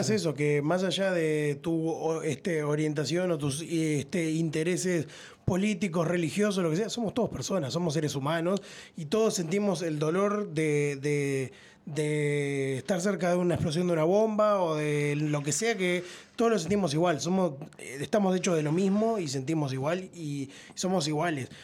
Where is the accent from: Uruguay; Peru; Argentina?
Uruguay; acá somos todos uruguayos